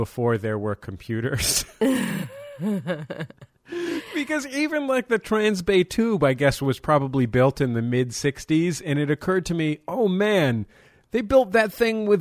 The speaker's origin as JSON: {"language": "English", "town": "San Francisco", "region": "California", "country": "United States", "tie": "born or raised there", "said": "I grew up in San Francisco"}